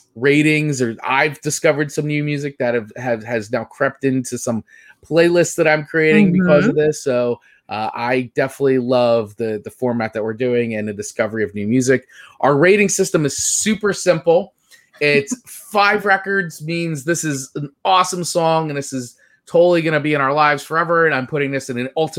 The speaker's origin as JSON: {"language": "English", "region": "New Jersey", "country": "United States", "tie": "born or raised there", "said": "growing up on the East Coast here of the United States, in New Jersey in particular"}